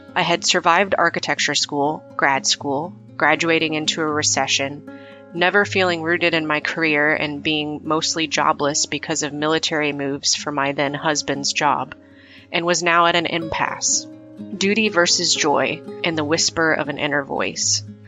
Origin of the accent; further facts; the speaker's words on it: Midwest, United States; growing up in the Midwest in the 80s